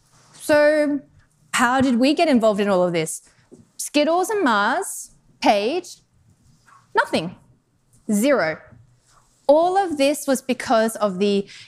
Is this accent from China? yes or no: no; Australia; moved away as an adult; also born or lived in Denmark / Netherlands / United Kingdom; now in Chicago, United States; I'm actually from Australia originally